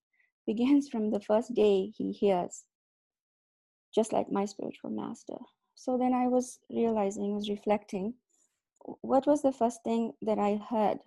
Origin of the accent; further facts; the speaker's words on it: South Africa; I was born in South Africa